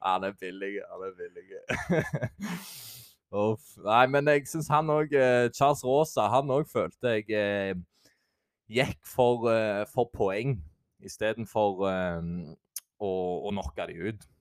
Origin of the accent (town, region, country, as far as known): Jæren, Rogaland, Norway; accent: Jæren dialect